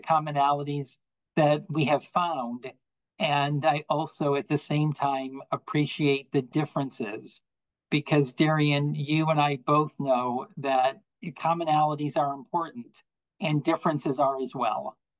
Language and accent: English; Buffalo, New York, United States; now in Virginia, United States; I'm from Buffalo, um, and have lived in Virginia now for a number of years